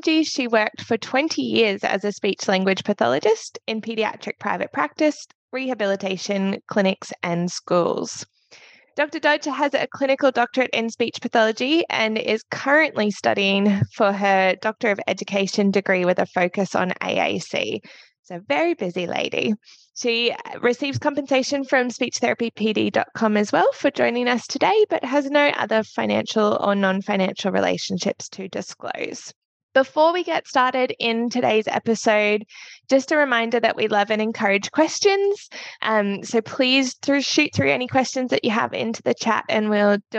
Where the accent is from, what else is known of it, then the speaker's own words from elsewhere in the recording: Australia; I am a certified practicing speech pathologist from Australia